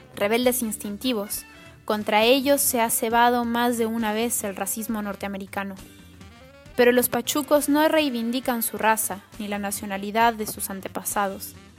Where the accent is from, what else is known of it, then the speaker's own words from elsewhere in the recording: Mexico; now in Buenos Aires, Argentina; Soy mexicana y vivo en Buenos Aires, Argentina